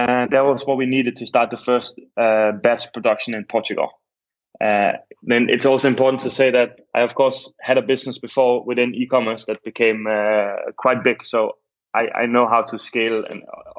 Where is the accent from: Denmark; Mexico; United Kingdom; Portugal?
Denmark; Copenhagen, Capital Region of Denmark; moved away as an adult; also born or lived in Berlin; now in Amsterdam, Netherlands; I'm originally from Copenhagen and I moved here 7 years